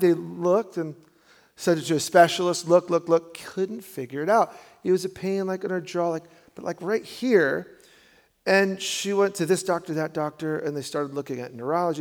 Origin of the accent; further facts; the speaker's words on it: New York, United States; I'm a New Yorker